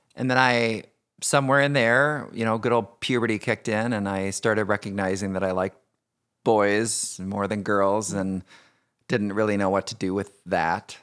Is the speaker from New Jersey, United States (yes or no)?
no; Indiana, United States; I grew up in Indiana, uh, youngest of three boys